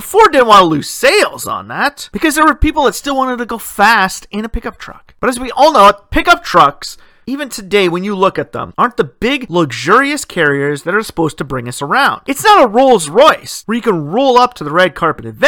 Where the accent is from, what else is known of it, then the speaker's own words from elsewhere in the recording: Ontario, Canada; My hometown set the precedence for the province of Ontario, creating what they call the street racing law.